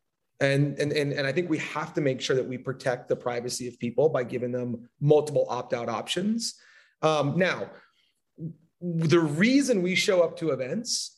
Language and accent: English; Southern California, United States; I'm from Southern California